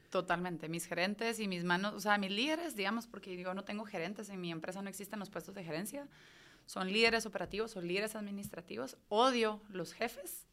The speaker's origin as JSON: {"language": "Spanish", "country": "Guatemala", "moved": "as an adult", "said": "yo me fui de Guate para ser nadadora olímpica"}